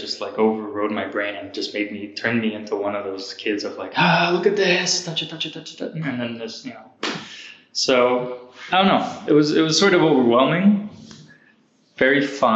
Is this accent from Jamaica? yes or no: no; Canada; moved away; also born or lived in California, United States / Montreal, Canada; I'm not American, Canadian